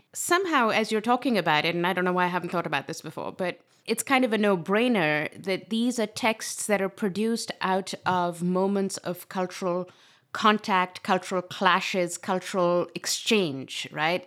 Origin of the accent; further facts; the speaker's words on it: Pakistan; my own experience growing up in Pakistan